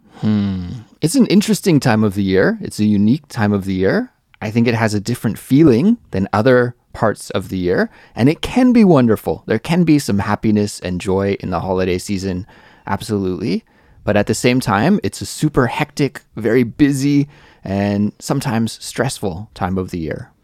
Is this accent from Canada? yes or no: yes; Canada; moved away as an adult; now in South Korea; I'm from Canada